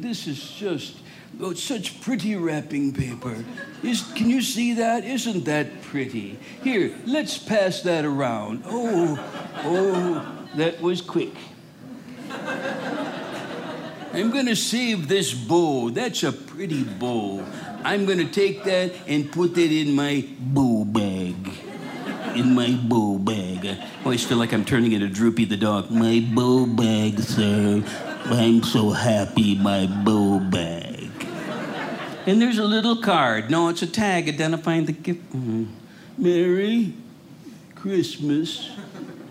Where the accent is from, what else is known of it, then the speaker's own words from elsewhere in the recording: Rochester, Minnesota, United States; I grew up in Rochester, Minnesota